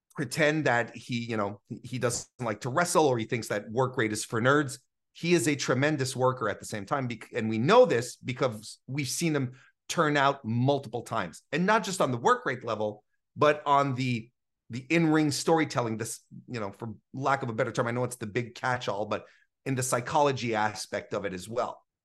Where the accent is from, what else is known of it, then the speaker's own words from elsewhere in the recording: Canada; as a Canadian